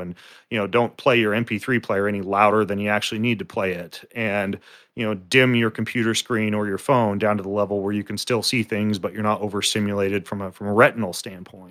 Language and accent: English; North Idaho, United States; I grew up in North Idaho.